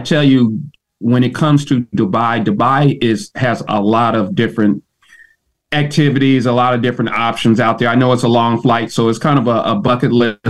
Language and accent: English; Ohio, United States; now in Atlanta, United States; I'm originally from Ohio